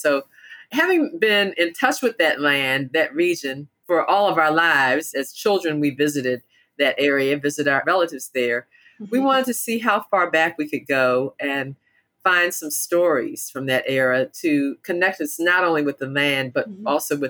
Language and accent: English; Baltimore, Maryland, United States; My hometown. Give Baltimore their props